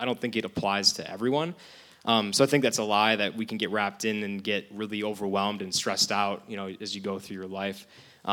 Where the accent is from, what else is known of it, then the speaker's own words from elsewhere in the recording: Sheboygan, Wisconsin, United States; I've lived in Sheboygan basically my whole life.